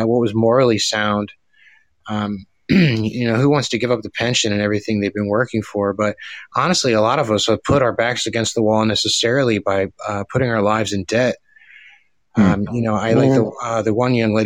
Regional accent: Woodbridge, Virginia, United States; I'm from Virginia, United States. Woodbridge, Virginia

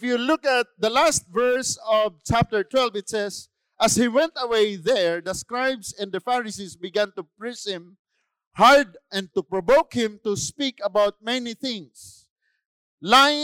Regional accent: Philippines; I'm a Filipino

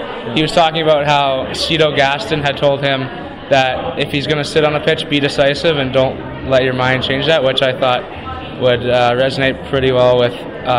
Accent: Abbotsford, British Columbia, Canada; moved away as an adult; now in Vauxhall, Canada; I'm from Abbotsford, British Columbia

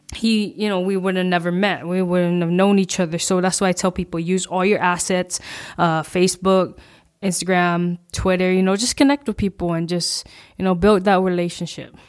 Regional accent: Guam; I'm from Guam

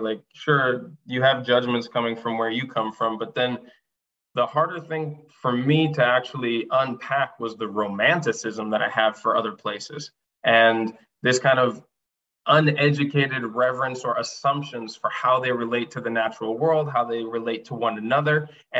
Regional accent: Japan; And like, I grew up in Japan. I traveled a lot as a kid.

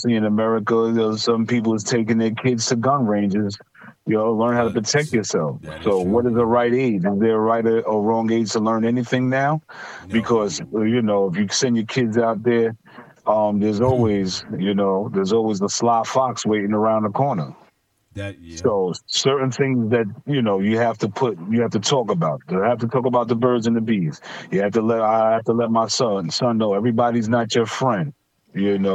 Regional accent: New York City, New York, United States; I'm from Stapleton

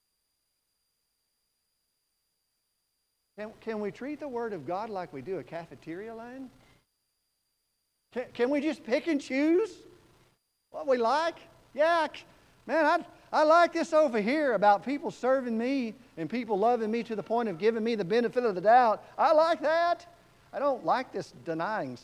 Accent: Texas, United States; I'm from Texas

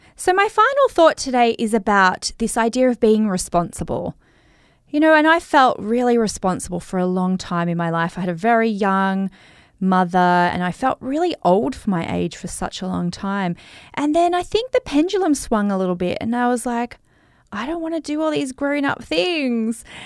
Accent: Australia; accent: Australian; I've got such an Australian accent

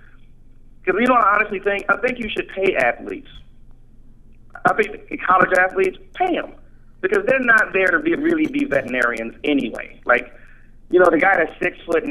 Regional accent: Columbus, Ohio, United States; There was a comedy club that opened up here in my hometown, and they had this contest called Columbus's Funniest Five

